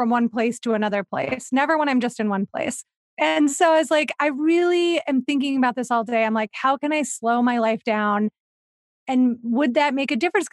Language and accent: English; Ohio, United States; accent: Ohio Midwestern; moved away; also born or lived in Los Feliz, Los Angeles; I'm from Ohio, so I say pop